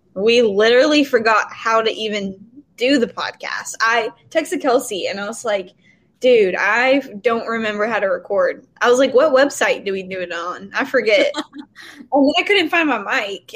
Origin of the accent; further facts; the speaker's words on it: Murfreesboro, Tennessee, United States; also born or lived in Hendersonville; I moved back home to Murfreesboro, which is where I'm from